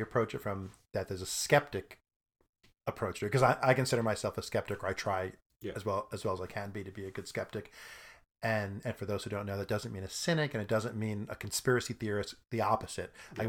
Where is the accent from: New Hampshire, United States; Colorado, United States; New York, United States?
New York, United States; Brooklyn; I'm from Brooklyn.